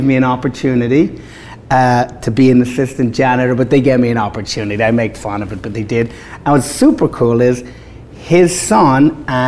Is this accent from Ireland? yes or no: yes; Ireland; moved away as an adult; now in United States; Growing up in Ireland, we were raised on America